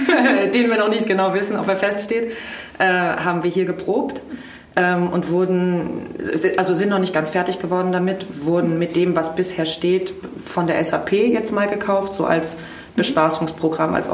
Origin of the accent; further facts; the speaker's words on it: Heidelberg, Baden-Württemberg, Germany; born there; also born or lived in Tel Aviv, Israel / Vienna, Austria; ich bin gebürtige Heidelbergerin ähm, und bin dann aber, ui, wie lange lebe ich jetzt oder habe ich nicht in Heidelberg gelebt? Ich bin erst im Dezember 2019 wieder zurückgekommen